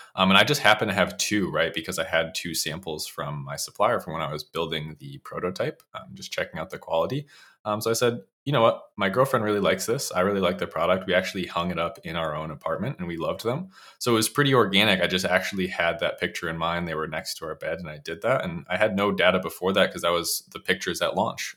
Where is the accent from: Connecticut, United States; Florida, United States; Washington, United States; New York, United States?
Connecticut, United States; Bristol; I grew up in Bristol, Connecticut